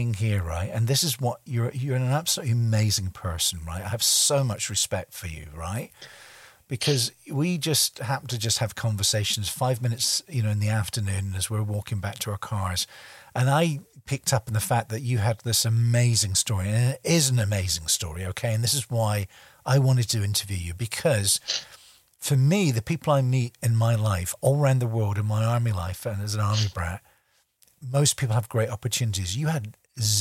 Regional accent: Scotland, United Kingdom; I'm a stubborn Scotsman.

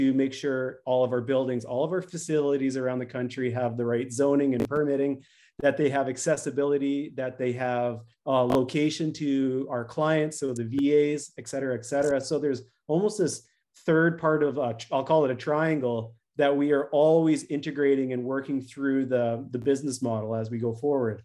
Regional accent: Canada; moved away as an adult; now in United States; I'm a Canadian originally

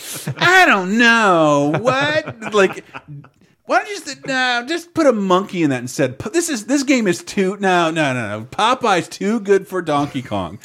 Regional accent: Tallahassee, Florida, United States; when I was growing up in Tallahassee, Florida

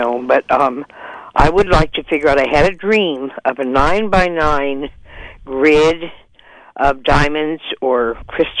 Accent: Caspar, California, United States; I grew up in Casper on the coast

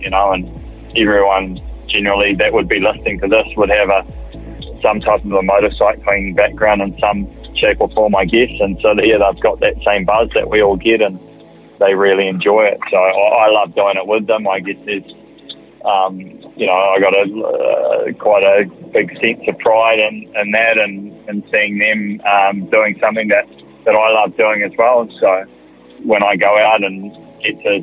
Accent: New Zealand; I put myself in that category as a Kiwi rider

